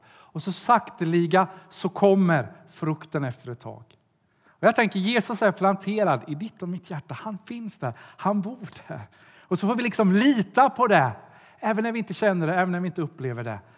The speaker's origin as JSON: {"language": "Swedish", "country": "Sweden", "said": "Jag kommer från Sverige"}